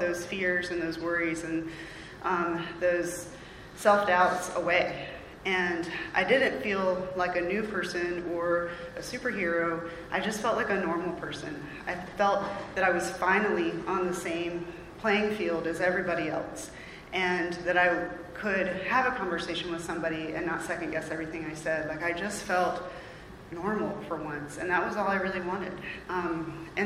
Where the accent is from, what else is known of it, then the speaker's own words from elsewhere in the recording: Raleigh, North Carolina, United States; I'm from Raleigh. I grew up around here